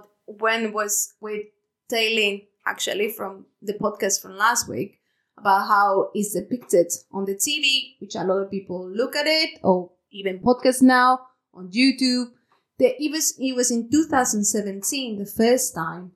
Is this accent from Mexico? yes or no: yes; Mexico; English is a second language; moved away as an adult; now in United Kingdom; I'm from Mexico. I live in the UK for more than 10 years, actually